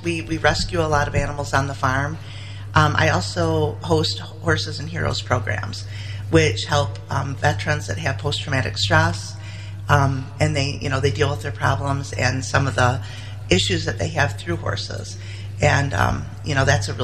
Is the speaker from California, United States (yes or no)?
no; the Thumb area, Michigan, United States; moved away as an adult; now in Big Rapids, United States; I came here when I was 18 years old. I came from the Thumb area, and I've been here ever since